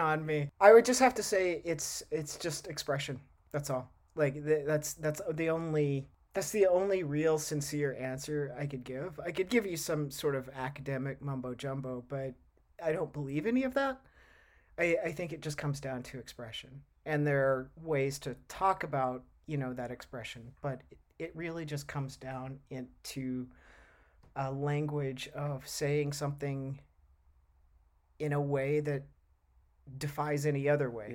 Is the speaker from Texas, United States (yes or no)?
yes; Texas, United States; moved away as an adult; now in Oregon, United States; I grew up in Texas